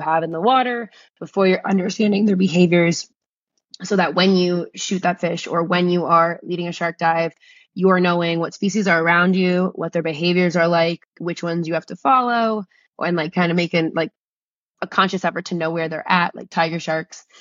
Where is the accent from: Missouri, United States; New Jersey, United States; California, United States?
New Jersey, United States; I grew up in New Jersey